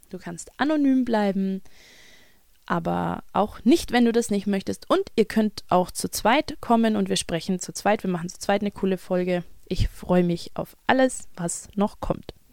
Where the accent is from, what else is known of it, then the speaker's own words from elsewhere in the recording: Kentucky, United States; born there; Ich bin kein New York Bronx Kid. Ich bin in Kentucky geboren und ähm, spreche Schulenglisch, ja.